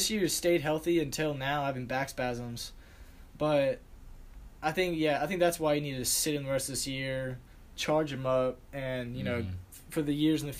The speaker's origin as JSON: {"language": "English", "town": "Philadelphia", "region": "Pennsylvania", "country": "United States", "said": "I'm from Philadelphia. I was born there"}